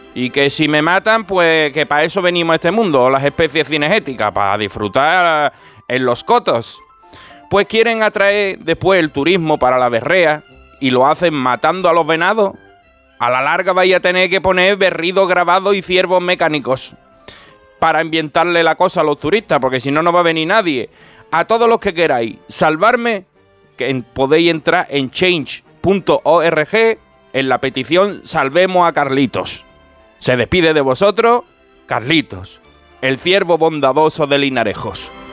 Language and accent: Spanish; Cádiz, Andalusia, Spain; Cádiz. Qué pena me da cada vez que oigo que mi tierra es noticia